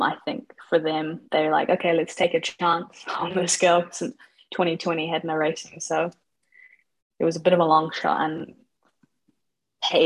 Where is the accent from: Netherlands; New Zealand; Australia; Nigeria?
New Zealand; Auckland; I am 23 from Auckland, New Zealand